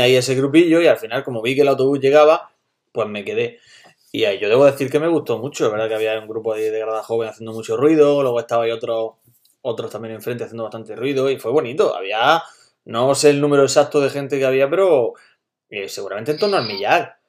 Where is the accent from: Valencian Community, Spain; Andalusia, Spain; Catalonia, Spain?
Andalusia, Spain; Almería; estábamos tres personas de Almería